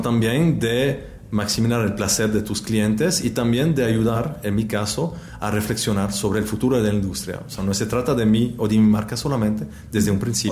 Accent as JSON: {"language": "Spanish", "region": "Neuchâtel", "country": "Switzerland", "second_language": "Spanish", "said": "del cantón de Neuchâtel, de donde yo vengo"}